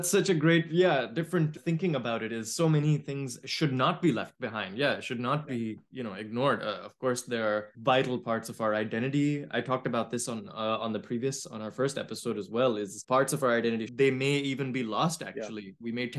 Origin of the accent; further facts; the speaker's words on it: Pakistan; as a Pakistani male